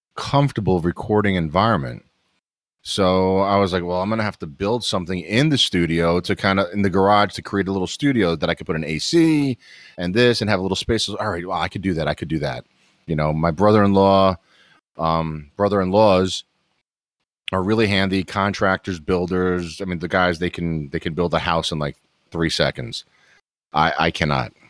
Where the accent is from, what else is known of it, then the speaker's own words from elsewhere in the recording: New York City, New York, United States; moved away as an adult; also born or lived in eastern North Carolina; now in North Carolina, United States; I'm born and raised in New York City